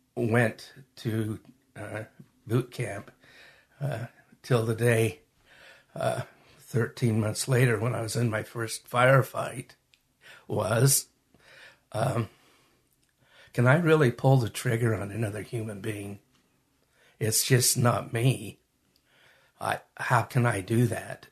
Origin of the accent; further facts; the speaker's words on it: Magna, Utah, United States; also born or lived in Salt Lake City, Utah / Hunter, Utah; I was born in Salt Lake, raised in Magna, and lived most of my adult life in Hunter. So I'm from this area.